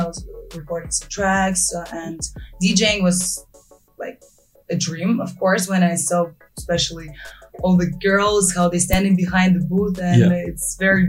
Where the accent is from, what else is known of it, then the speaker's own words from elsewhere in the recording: Moscow, Russia; moved away as an adult; now in Dubai, United Arab Emirates; I'm from Moscow, Russia, and I'm a DJ.